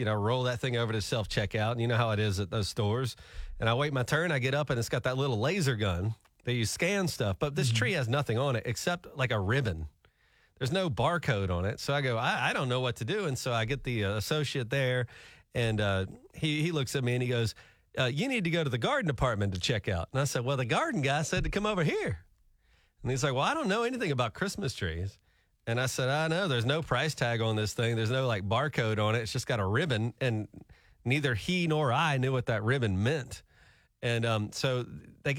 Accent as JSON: {"language": "English", "region": "Alabama", "country": "United States", "tie": "born or raised there", "moved": "yes", "lives_now": "Tulsa, United States", "said": "in our state, we grew up in Alabama"}